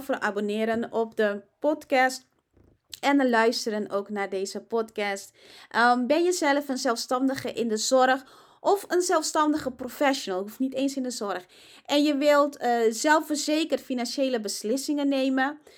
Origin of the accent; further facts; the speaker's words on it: Curaçao; now in Netherlands; ik kom oorspronkelijk uit Curaçao